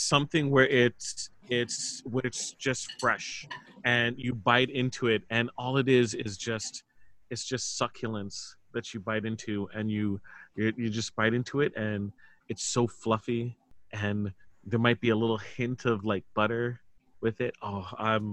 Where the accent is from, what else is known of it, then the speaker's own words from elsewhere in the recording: Toronto, Ontario, Canada; I was born in Toronto, Ontario, Canada